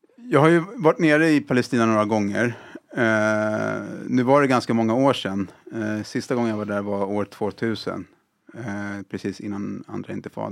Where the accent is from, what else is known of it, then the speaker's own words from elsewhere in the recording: Sweden; jag är född och uppvuxen här i, i Sverige.